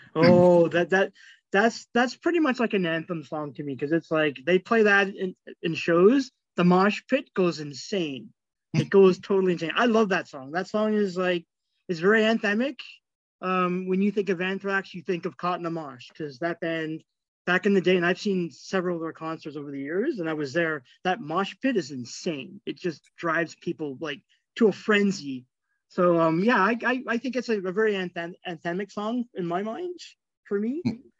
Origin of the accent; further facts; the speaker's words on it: Toronto, Ontario, Canada; growing up in Scarborough, um, Scarborough, like suburbs of Toronto